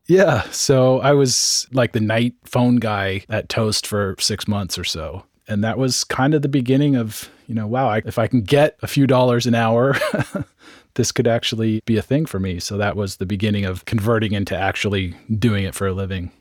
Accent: San Francisco Bay Area, California, United States; also born or lived in Marin County / Sonoma County; I grew up in San Francisco Bay Area. I was born in San Francisco, one of the few natives, and grew up in Marin and Sonoma County.

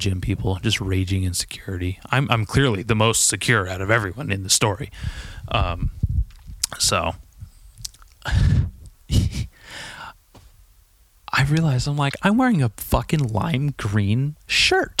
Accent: California, United States; I grew up in California

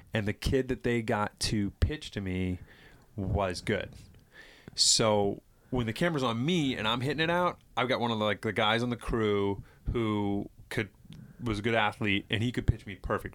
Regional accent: East Bridgewater, Massachusetts, United States; I grew up in East Bridgewater

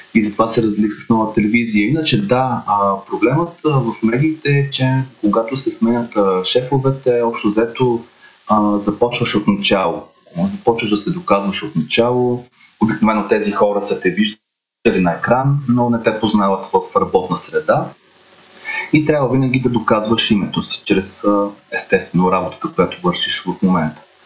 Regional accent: Varna, Varna Province, Bulgaria; moved away as an adult; now in Sofia, Bulgaria; Аз съм от Варна

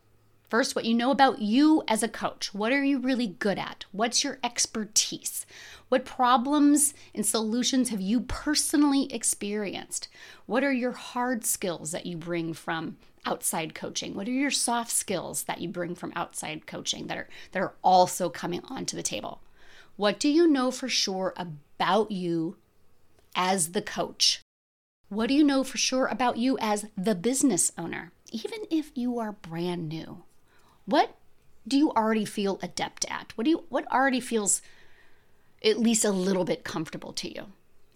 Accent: United States; and I grew up here in America.

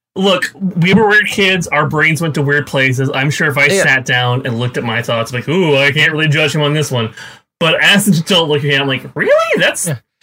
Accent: Texas, United States; I grew up in Texas, in, in yeah. Texas, which is a, you know, the taint of the Bible Belt.

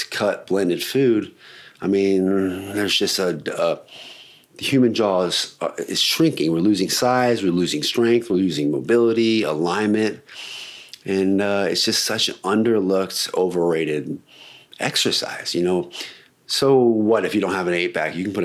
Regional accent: Alaska, United States; I'm from Alaska, born and raised.

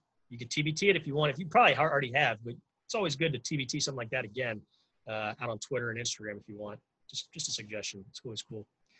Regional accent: Philadelphia, Pennsylvania, United States; Growing up in Philly, underrated.

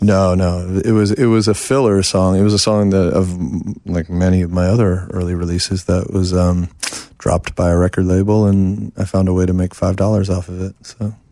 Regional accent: New York City, New York, United States; moved away as an adult; in New York till I was the age of forty

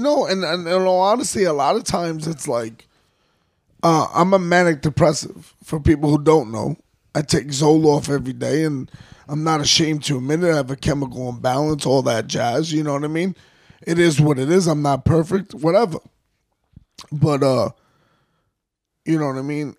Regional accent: New York City, New York, United States; we grew up in the Bronx and University Ave

